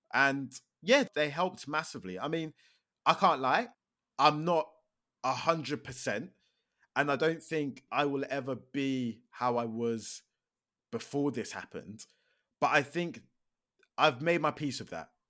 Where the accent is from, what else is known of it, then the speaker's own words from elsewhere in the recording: Milton Keynes, South East England, United Kingdom; also born or lived in London; I grew up in Milton Keynes, uh, but I was actually born in London, but I have zero recollection of growing up in London. Like, I think we moved to Milton Keynes when I was, like, two.